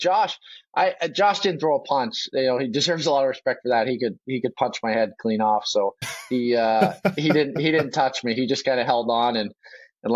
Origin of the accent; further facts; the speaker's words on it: Boston, Massachusetts, United States; now in Vancouver, Canada; I grew up in Boston